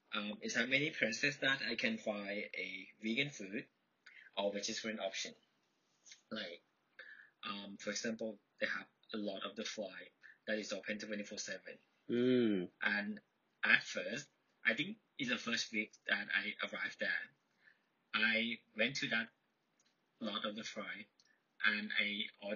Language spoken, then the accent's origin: English; Thailand; moved away; I'm from Thailand.